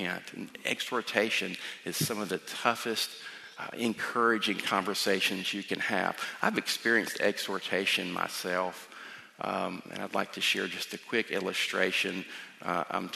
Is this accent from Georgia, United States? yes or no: yes; South Georgia, United States; moved away; I grew up in South Georgia, and we have a different dialect than here